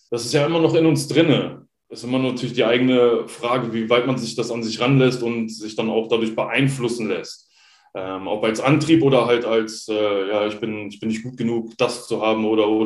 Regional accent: Hanover, Lower Saxony, Germany; Also ja. ich komme ursprünglich aus Hannover.

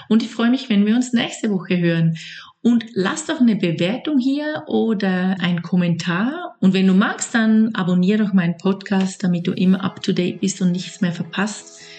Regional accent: Switzerland; now in Lake Zurich, Switzerland; ich komme aus der Schweiz und ich lebe in meiner Familie am Zürichsee

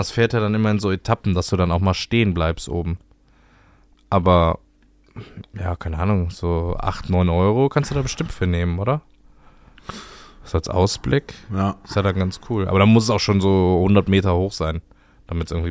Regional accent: Cologne, North Rhine-Westphalia, Germany; soll ich mal sagen, wo ich noch nicht war als Kölner?

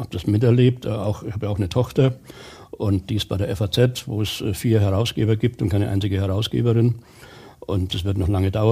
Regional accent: Bavaria, Germany; Das hat mir großen Spaß gemacht weil ich erstens wieder in meiner Heimat war. Ich habe im Kreis Nürnberger Land kandidiert, das ist meine Heimat.

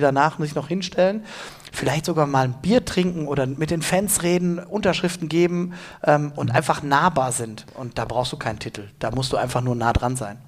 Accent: Gelsenkirchen, North Rhine-Westphalia, Germany; wo kommen sie her, dann sage ich aus Gelsenkirchen, okay, wo hast du studiert? In Gelsenkirchen.

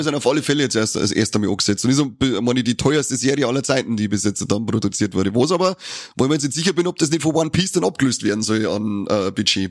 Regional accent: Bavaria, Germany; bei uns in Bayern

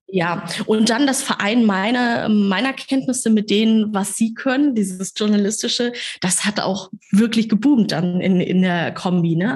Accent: Kassel, Hesse, Germany; moved away as an adult; now in Hamburg, Germany; in meiner kleinen Stadt, aus der ich komme, aus Kassel

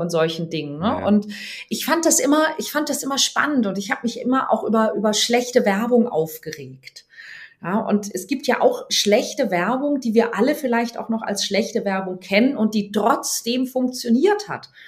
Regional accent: Weinheim, Baden-Württemberg, Germany; moved away as an adult; now in Hamburg, Germany; ich bin geboren in Weinheim an der Bergstraße. Das ist zwischen Darmstadt und Heidelberg und ähm, bin dort in einem 10.000 Seelen Kaff

